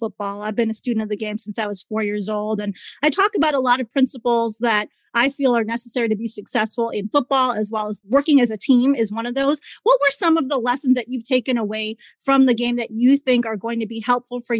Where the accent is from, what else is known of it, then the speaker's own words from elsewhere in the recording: Chicago, Illinois, United States; where I grew up in Chicago